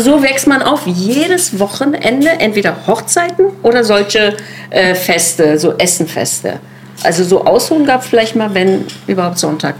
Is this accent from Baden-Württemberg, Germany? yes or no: no; Neukölln, Berlin, Germany; ich komme aus Neukölln